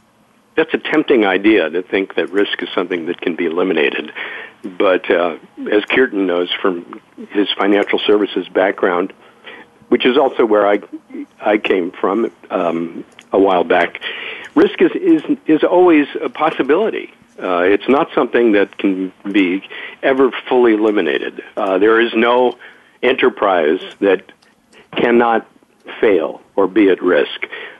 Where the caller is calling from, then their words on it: California, United States; I'm in the San Francisco Bay Area, so it's a nice, bright, sunny morning here.